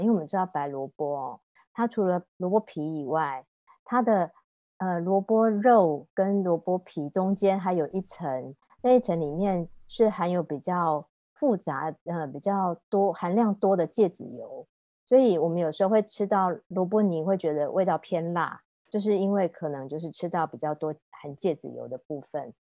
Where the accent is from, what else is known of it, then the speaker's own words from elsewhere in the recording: Taiwan; 我们台湾人嘛，也算是比较含蓄的一个民族